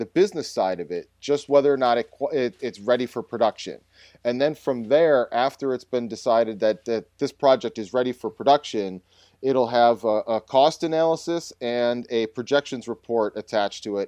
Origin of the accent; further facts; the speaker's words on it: North Tonawanda, New York, United States; my hometown um, uh, that I grew up in, it's actually a suburb of Buffalo called North Tonawanda